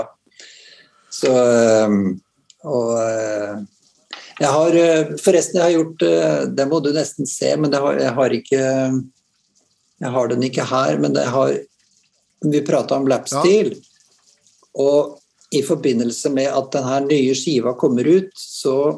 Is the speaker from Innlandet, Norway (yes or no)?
no; Halden, Østfold, Norway; jeg kommer fra Halden, på grensen eh, nære Strømstad.